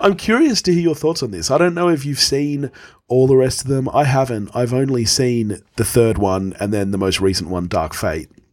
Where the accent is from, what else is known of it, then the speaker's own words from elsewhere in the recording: Australia; as an Australian